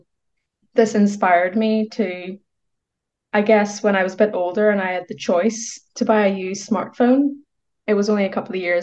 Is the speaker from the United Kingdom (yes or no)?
yes; Northern Ireland, United Kingdom; I grew up in Northern Ireland.